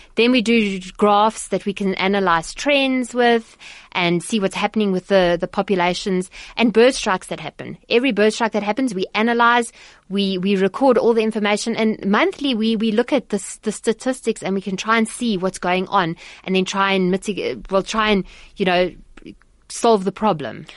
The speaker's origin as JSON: {"language": "English", "town": "Johannesburg", "region": "Gauteng", "country": "South Africa", "tie": "born or raised there", "said": "I grew up in Johannesburg"}